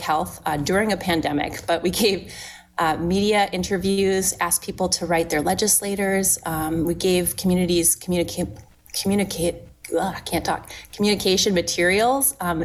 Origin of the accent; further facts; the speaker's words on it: Minnesota, United States; moved away as an adult; also born or lived in Washington; my family made the decision to move back to Minnesota. I had opportunities to tackle environmental justice issues in my home state